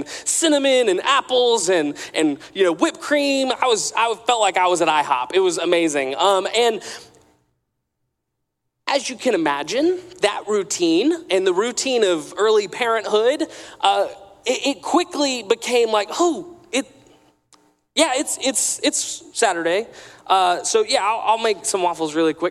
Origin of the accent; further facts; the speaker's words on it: Atlanta, Georgia, United States; I grew up in Atlanta